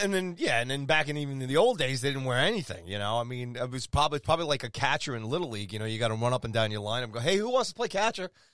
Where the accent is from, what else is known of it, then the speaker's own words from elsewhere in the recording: Long Island, New York, United States; I'm a kid from Long Island, diehard Ranger fan, but I grew up with the Islanders.